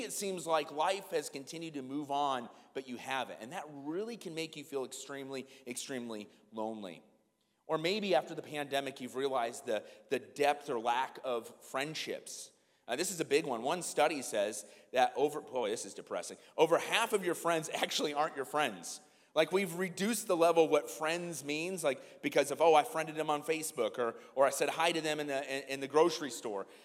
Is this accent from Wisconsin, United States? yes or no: no; Iowa, United States; my hometown in iowa